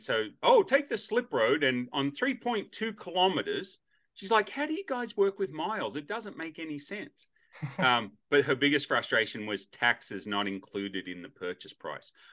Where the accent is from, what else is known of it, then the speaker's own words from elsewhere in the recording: Australia; now in United States; as an Australian